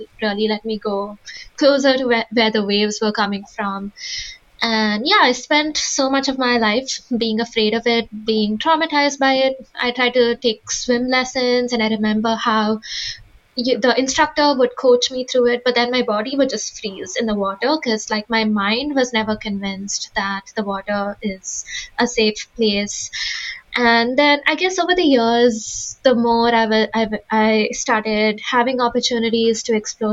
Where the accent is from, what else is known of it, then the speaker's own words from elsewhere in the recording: India; now in United States; I grew up in India